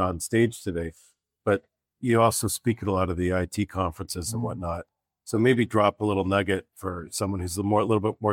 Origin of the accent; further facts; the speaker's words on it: Canada; now in United States; I'm from Canada